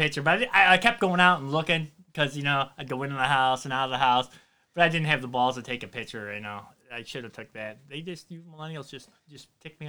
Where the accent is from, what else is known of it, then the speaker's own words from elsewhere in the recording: Louisiana, United States; I was raised in Louisiana.